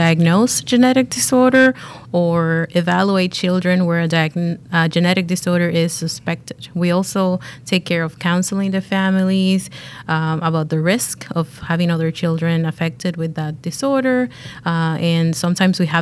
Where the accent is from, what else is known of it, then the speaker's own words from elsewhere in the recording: Dominican Republic; moved away; I was back in my home country, actually, in the Dominican Republic